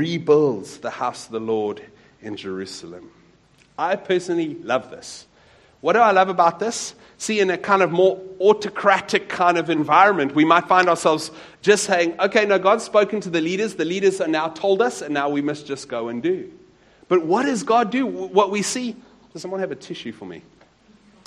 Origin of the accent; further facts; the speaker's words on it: Wellington, Western Cape, South Africa; I grew up in a small town not too far from here called Wellington, in the Arc van die Boland